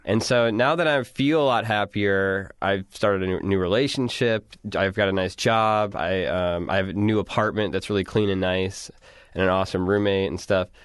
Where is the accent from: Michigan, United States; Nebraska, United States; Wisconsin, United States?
Wisconsin, United States; I'm from Wisconsin